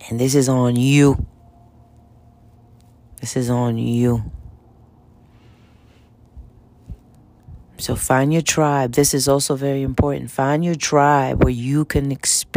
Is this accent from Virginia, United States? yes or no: no; New York City, New York, United States; also born or lived in Dominican Republic / Bronx; I was born in the Dominican Republic, and I was raised in Washington Heights. I lived in the Heights until I was like 32 years old.